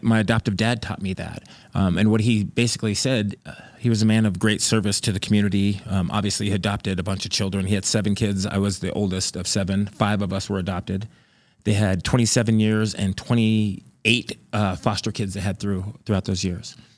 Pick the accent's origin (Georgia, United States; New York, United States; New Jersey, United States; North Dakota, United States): North Dakota, United States; Grand Forks; I'm from Grand Forks, North Dakota